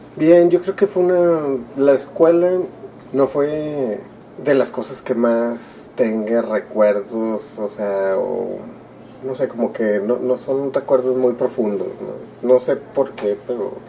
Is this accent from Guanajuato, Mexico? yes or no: no; Monterrey, Nuevo León, Mexico; also born or lived in Durango; mis dos hermanas y yo nacimos aquí en Monterrey